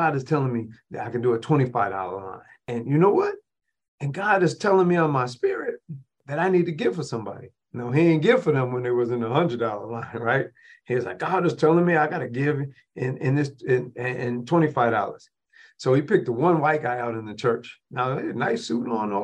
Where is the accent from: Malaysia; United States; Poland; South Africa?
United States; Rochester, New York; my hometown of Rochester, New York